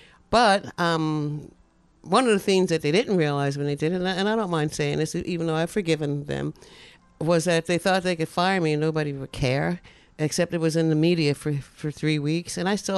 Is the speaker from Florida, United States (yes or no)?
no; Newark, New Jersey, United States; I'm a proud Newarker.